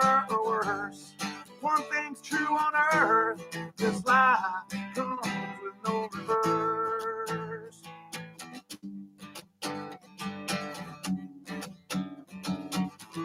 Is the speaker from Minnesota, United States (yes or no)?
yes; Minnesota, United States; accent: Minnesota; I have a Minnesota accent